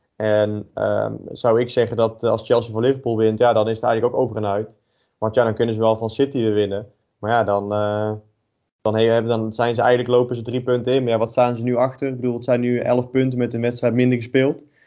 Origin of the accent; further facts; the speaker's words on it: North Brabant, Netherlands; ik ben geboren en, en getogen in, in Brabant